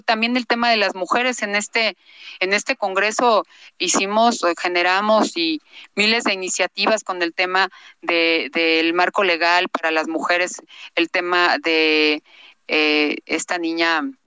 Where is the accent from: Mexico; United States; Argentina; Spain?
Mexico; Mexico City; yo soy de Coyoacán